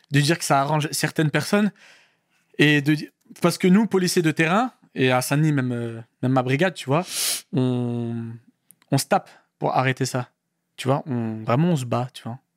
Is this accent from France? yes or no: no; Morocco; Marocain. 212, 100%.